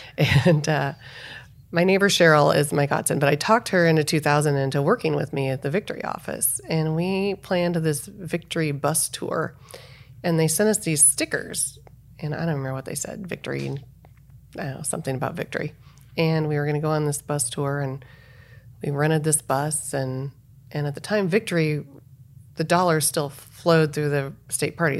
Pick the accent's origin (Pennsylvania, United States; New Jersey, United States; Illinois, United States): Illinois, United States; Salem; moved away; also born or lived in Arizona; Salem, Illinois